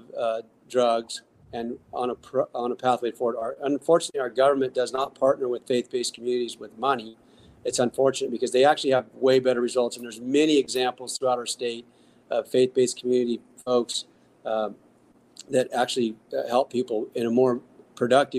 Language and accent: English; Northern California, United States; I'm from Northern California